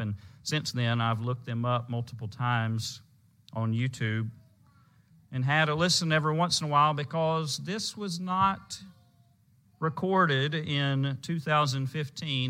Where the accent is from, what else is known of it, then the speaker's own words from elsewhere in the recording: Louisiana, United States; When I was growing up in Louisiana